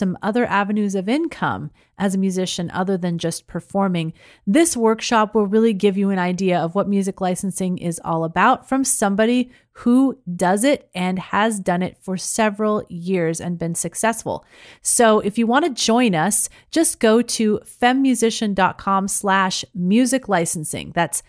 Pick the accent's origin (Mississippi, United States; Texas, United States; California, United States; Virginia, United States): California, United States; Modesto; I grew up in Modesto, which is probably about 30 minutes away from where she lives.